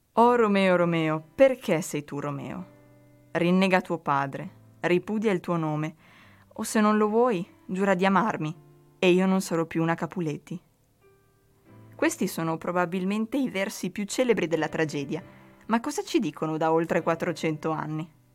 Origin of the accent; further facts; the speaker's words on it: Emilia-Romagna, Italy; Dalle nostre parti, però, cari romagnoli